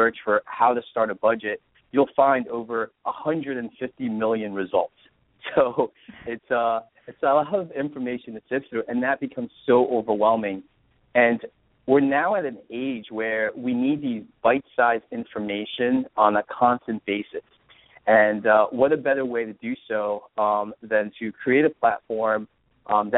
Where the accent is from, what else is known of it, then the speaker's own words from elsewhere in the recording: New Jersey, United States; moved away; also born or lived in California; I grew up in New Jersey, and I'm an East Coast guy